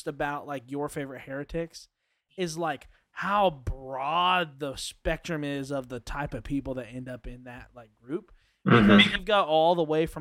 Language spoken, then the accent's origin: English; Kentucky, United States; I'm from Kentucky.